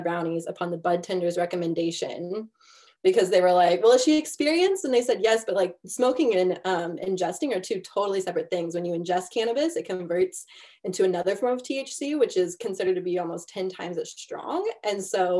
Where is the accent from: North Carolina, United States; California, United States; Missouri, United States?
Missouri, United States